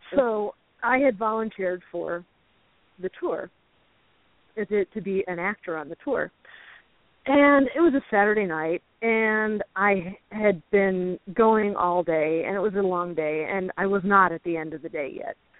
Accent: Chicago, Illinois, United States; now in Illinois River area, United States; I grew up in the Chicago suburbs, which is uh-huh. two and a half hours north of here.

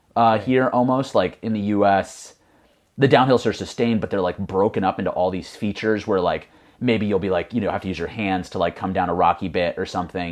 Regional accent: Connecticut, United States; originally from Connecticut, uh, just like about a small, kinda like rural area about a hundred miles north of New York City.

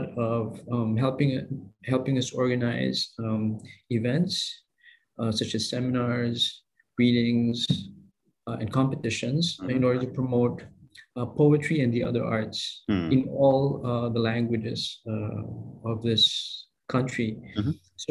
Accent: Philippines; moved away as an adult; also born or lived in Taipei, Taiwan; now in Singapore; my home country, mm-hmm. the Philippines

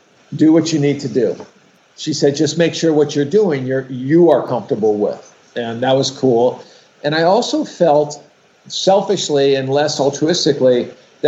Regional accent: West Hollywood, California, United States; I grew up in West Hollywood, which is the first gay community that I was aware of in Los Angeles, right?

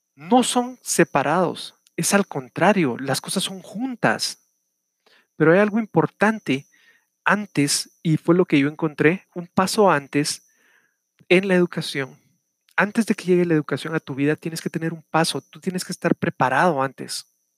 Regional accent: Guatemala; El día de ayer fue el Día del Maestro en mi país, estoy hablándoles desde Guatemala

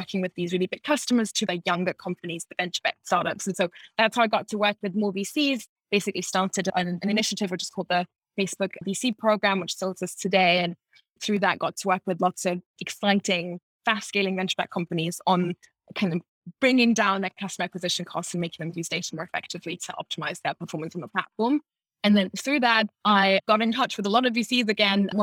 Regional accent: Munich, Bavaria, Germany; also born or lived in France / United States / England / Ireland; now in Berlin, Germany; I am German. I was born and raised in Munich.

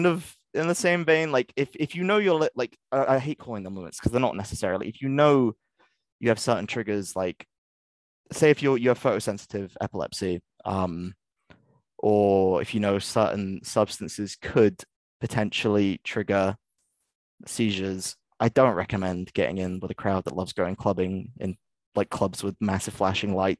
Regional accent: England, United Kingdom; moved away as an adult; now in Scotland, United Kingdom; I'm English

